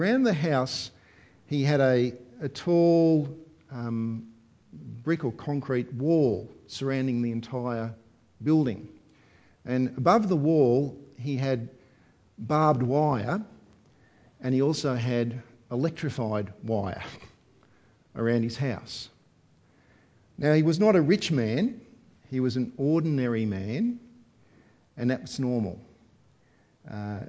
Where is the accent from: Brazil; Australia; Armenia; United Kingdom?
Australia; for us as Australian Christians